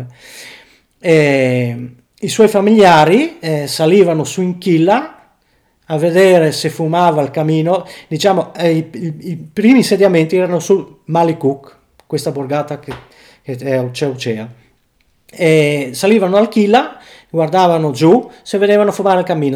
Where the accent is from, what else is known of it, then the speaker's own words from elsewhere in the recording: Tarcento, Friuli-Venezia Giulia, Italy; also born or lived in Uccea; sono nato e cresciuto a Tarcento